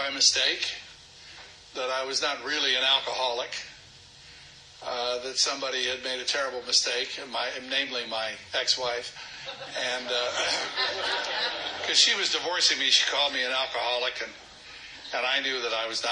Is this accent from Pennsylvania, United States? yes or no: no; Alderson, West Virginia, United States; also born or lived in California; I am from Alderson West, by God, Virginia.